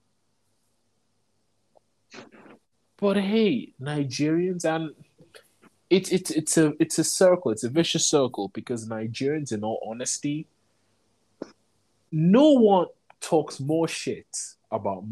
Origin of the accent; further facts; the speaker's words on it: London, United Kingdom; moved away; we grew up in London.